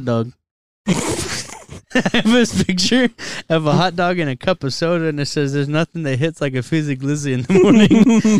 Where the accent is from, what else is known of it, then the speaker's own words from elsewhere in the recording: Texas, United States; I have Texas tattooed on me. I'm Texan enough.